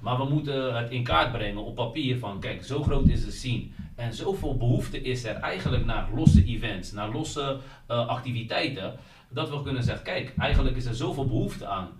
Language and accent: Dutch; Netherlands; wij in Nederland